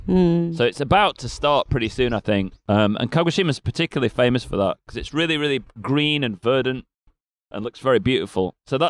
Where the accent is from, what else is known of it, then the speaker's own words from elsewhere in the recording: Sheffield, Yorkshire and the Humber, United Kingdom; moved away; I'm from Sheffield